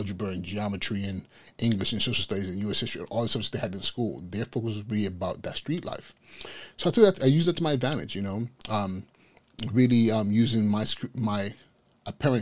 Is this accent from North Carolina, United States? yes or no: no; Inglewood, California, United States; moved away as an adult; now in New York City, United States; going up in Inglewood, California, which was primarily at that point in time a Blood Hood